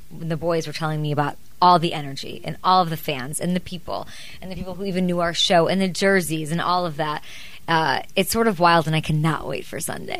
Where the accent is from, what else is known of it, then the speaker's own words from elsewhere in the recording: Chicago, Illinois, United States; It reminds me of where I'm from in Chicago.